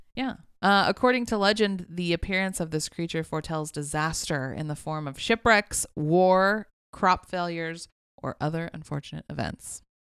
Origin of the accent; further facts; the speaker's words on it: West Coast, United States; I grew up on the West Coast